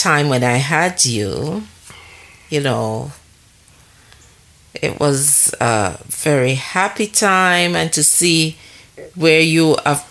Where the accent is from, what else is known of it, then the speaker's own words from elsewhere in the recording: Jamaica; moved away as an adult; living in a new, different country from the one that I was born